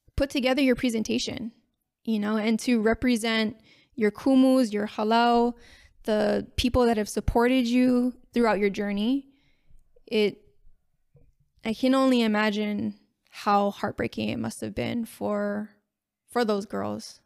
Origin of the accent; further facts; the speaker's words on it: Makaha, Hawaii, United States; coming from the west side which is where I grew up in Makaha Valley.